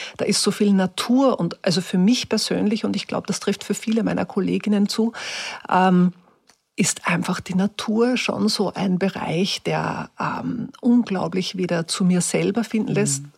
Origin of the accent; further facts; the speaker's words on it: Upper Austria, Austria; accent: Upper Austrian; also born or lived in Hietzing, Vienna; now in Vienna, Austria; ich habe angefangen, ganz normal Oberösterreichisch wieder zu reden